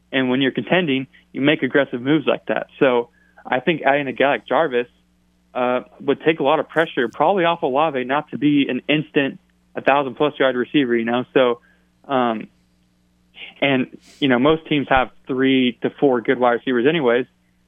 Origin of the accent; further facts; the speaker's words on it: California, United States; also born or lived in Louisiana; now in Oregon, United States; I grew up in California and then moved to Oregon. So I'm a West Coast kid, but I'm a Southern kid by heart.